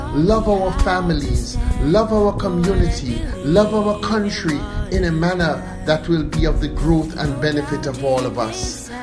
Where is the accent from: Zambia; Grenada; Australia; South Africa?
Grenada; as Grenadians